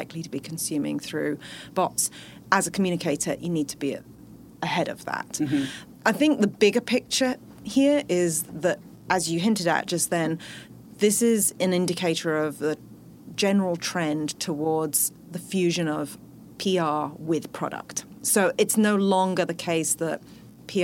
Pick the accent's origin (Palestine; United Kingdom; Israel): United Kingdom; accent: British; moved away as an adult; now in Bay Area, United States; I actually started my career in the UK, as you can probably tell from my accent